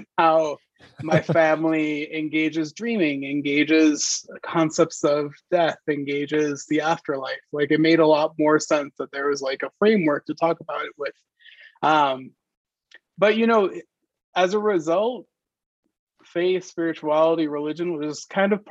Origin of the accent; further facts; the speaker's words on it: outside of Hartford, Connecticut, United States; I grew up in Connecticut, right outside of Hartford.